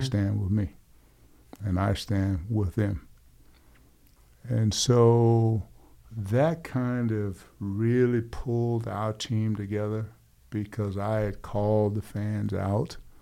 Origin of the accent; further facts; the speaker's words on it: Hastings, Florida, United States; in my hometown of Hastings, Florida, per capita, we grew more potatoes than any city in America